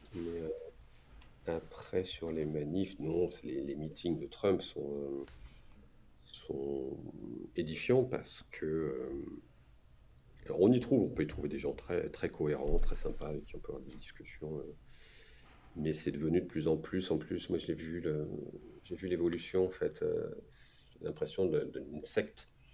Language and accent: French; France; moved away as an adult; also born or lived in New York; en tant que Français